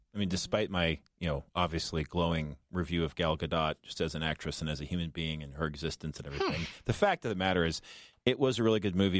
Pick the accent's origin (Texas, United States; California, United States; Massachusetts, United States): California, United States; Los Angeles; moved away; I'm from Los Angeles